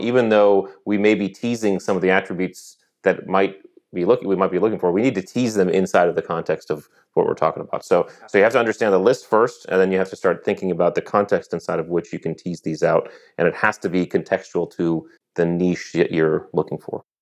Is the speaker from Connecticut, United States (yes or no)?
yes; Connecticut, United States; moved away as an adult; I grew up in Connecticut